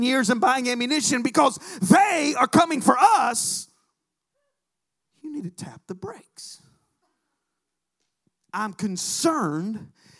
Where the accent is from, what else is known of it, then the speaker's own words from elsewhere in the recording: Alabama, United States; moved away; I'm from Alabama